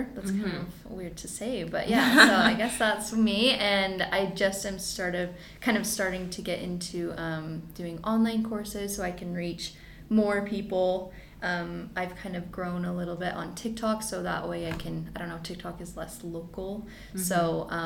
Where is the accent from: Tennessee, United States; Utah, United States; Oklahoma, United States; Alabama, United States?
Utah, United States; Provo; I grew up in Provo, and I kind of hung around downtown Provo a lot, like in high school and stuff.